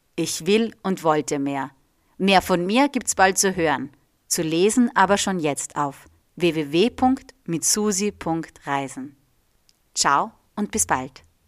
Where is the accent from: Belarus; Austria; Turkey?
Austria; also born or lived in Reggio Emilia, Italy; dass ich aus Österreich komme